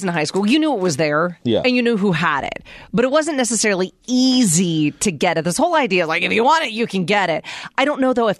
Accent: Pennsylvania, United States; moved away as an adult; now in Arizona, United States; I grew up in Pennsylvania.

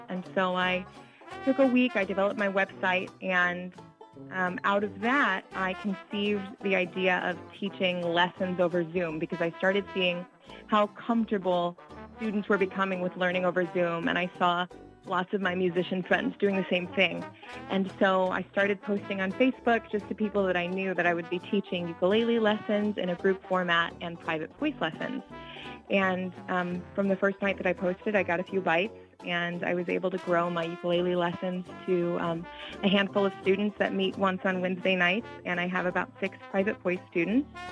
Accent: Springfield, United States; now in Boston, United States; my hometown

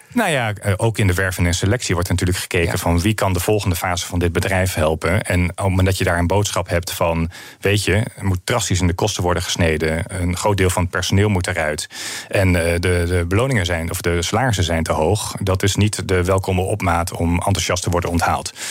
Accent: northern Netherlands, Netherlands; Ik kom uit Noord-Nederland

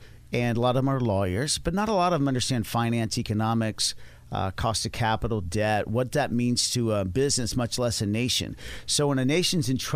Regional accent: Dallas, Texas, United States; I'm from Dallas, Texas.

